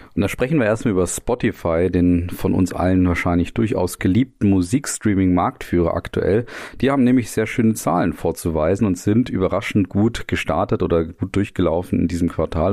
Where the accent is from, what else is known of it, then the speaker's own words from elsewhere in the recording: Germany; uns dann als Deutsche hier